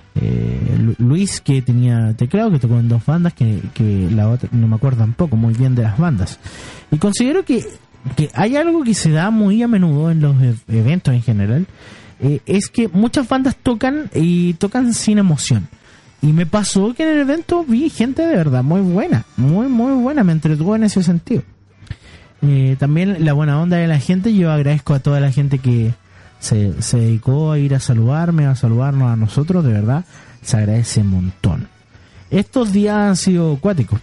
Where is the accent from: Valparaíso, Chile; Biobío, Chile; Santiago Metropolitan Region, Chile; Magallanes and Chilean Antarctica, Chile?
Santiago Metropolitan Region, Chile; Santiago; sé que yo soy un santiaguino, pero me siento más de la quinta región